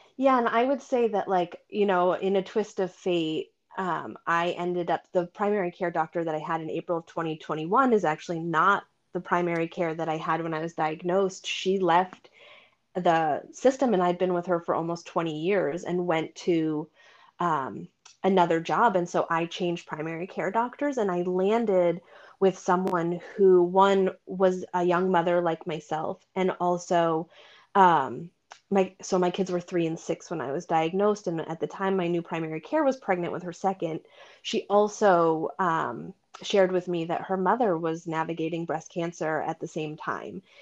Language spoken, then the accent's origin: English; Vermont, United States; also born or lived in Boston area; now in Boston, United States; I grew up in Vermont and my sister and I both live in the area